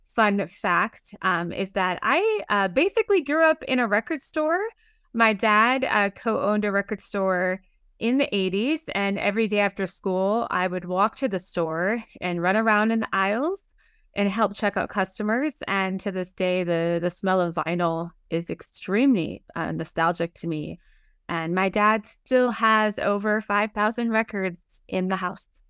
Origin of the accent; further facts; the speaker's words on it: New York City, New York, United States; now in New Jersey, United States; I like to say I'm from Manhattan